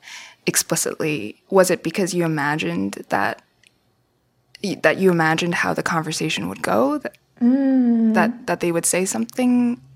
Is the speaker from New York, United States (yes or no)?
no; San Francisco Bay Area, California, United States; In the Bay Area. I grew up in the Bay.